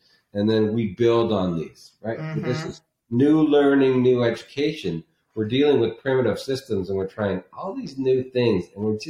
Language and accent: English; Canada; now in Scottsdale, United States; When I came from Canada and moved down here because of snow